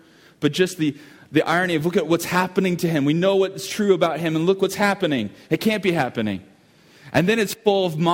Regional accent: United States; as an American

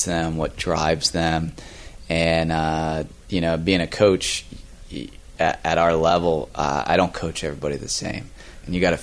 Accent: Virginia, United States; now in Florida, United States; Growing up in Virginia

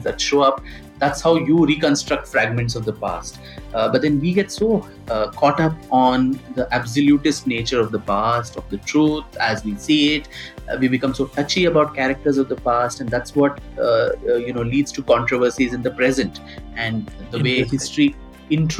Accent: India; as an Indian and as a student of music and history

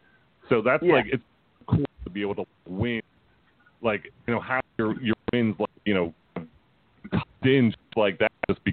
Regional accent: Philadelphia, Pennsylvania, United States; And granted, we're from Philly.

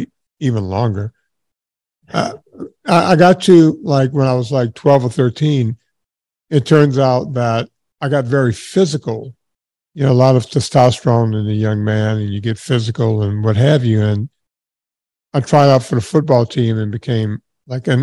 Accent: southern Louisiana, United States; I grew up in the smallest town ever in southern Louisiana

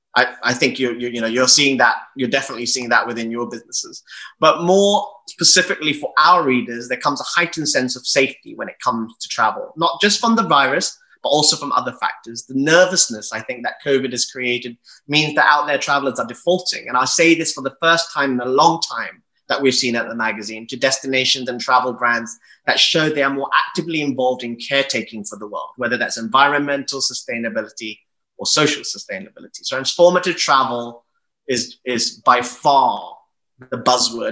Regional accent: United Kingdom; I'm proudly British, I'm gay, and I'm of Asian descent

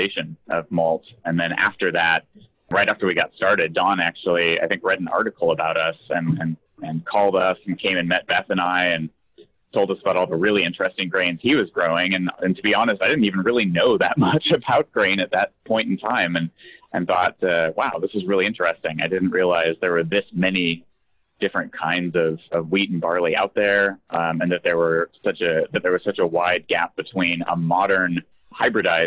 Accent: Spokane, Washington, United States; born and raised in Spokane

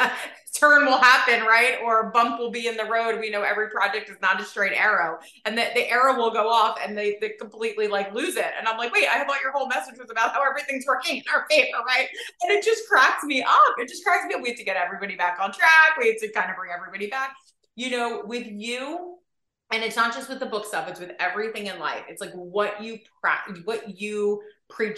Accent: New Jersey, United States; I'm a girl from Jersey

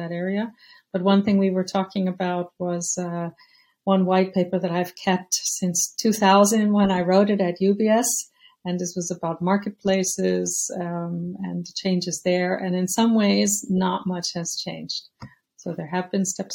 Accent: United States; moved away as an adult; now in Europe; I'm American, but I've been living in Europe for over 30 years now

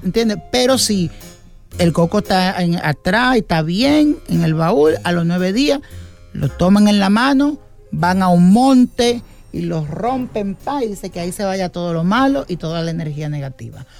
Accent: Dominican Republic; yo soy de República Dominicana

